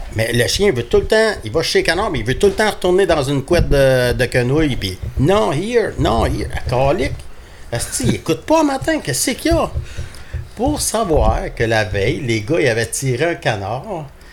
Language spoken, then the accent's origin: French; south of Montreal, Quebec, Canada; also born or lived in Churchill Falls, Labrador, Canada; je suis arrivé, ça arrive sud de Montréal. ma famille vient principalement de Châteauguay